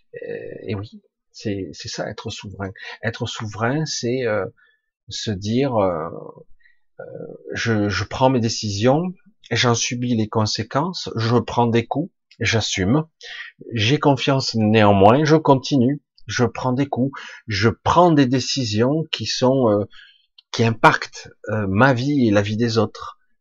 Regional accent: France; je suis né en France, comme beaucoup d'autres, mais en réalité, mon père était catalan, catalan pur

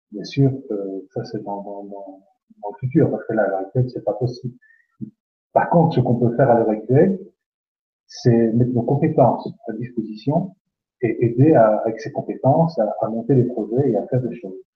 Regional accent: Belgium; comme on dit chez nous en Belgique

